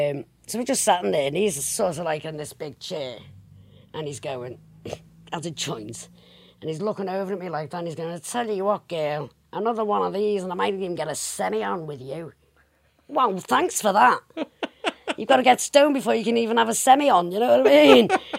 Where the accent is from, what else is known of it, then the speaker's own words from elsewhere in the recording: Liverpool, North West England, United Kingdom; accent: Scouse; I'm from Wavertree originally.